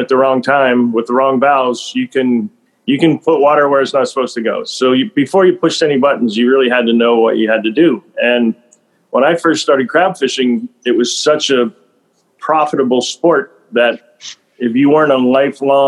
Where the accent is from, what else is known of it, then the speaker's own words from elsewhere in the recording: Western Pennsylvania, United States; as a kid, I was from Western Pennsylvania